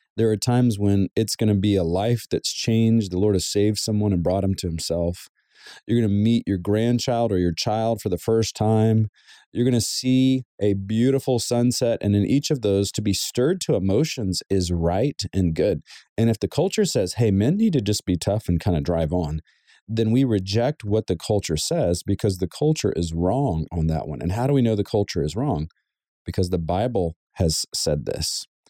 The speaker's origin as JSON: {"language": "English", "region": "the South", "country": "United States", "tie": "born or raised there", "moved": "yes", "lives_now": "Southern California, United States", "said": "Growing up in the South, it was very common to wear a button up shirt with some dress slacks and dress shoes"}